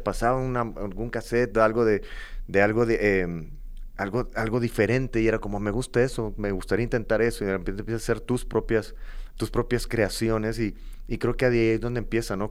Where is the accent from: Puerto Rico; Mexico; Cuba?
Mexico; Matamoros, Tamaulipas; moved away as an adult; also born or lived in Monterrey; este tipo de gente no hay en Matamoros, de donde yo vengo